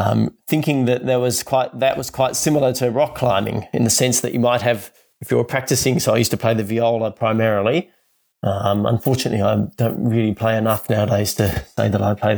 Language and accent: English; Tasmania, Australia; growing up in Tasmania